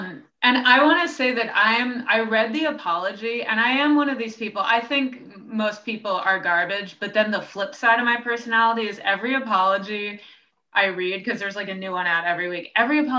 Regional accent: New York City, New York, United States; accent: New York Jew; also born or lived in Westport, Connecticut; I do have a New York Jew accent. I grew up on the Upper West Side.

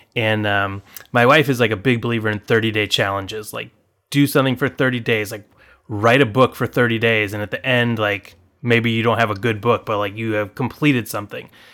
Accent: Anaheim, California, United States; moved away as an adult; also born or lived in Illinois; now in Chicago, United States; I grew up in Anaheim, California.

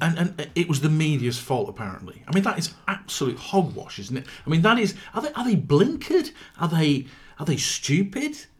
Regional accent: Yorkshire and the Humber, United Kingdom; growing up in South Yorkshire

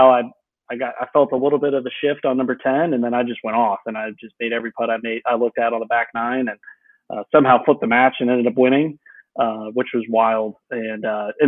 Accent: Virginia Beach, Virginia, United States; Cedar Point's about 30 minutes from where I grew up in Virginia Beach.

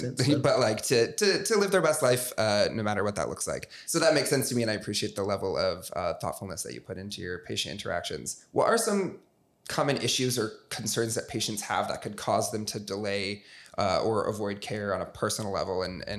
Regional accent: Michigan, United States; moved away; I know for me, I moved here from Southwest Michigan, pretty small town, and I had been going to my same family doctor forever.

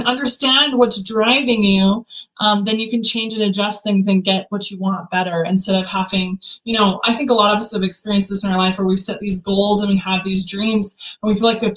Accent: Utah, United States; I'm from Utah originally, born and raised

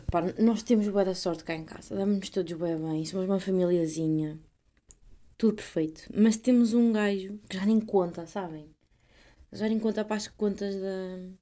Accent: Portugal

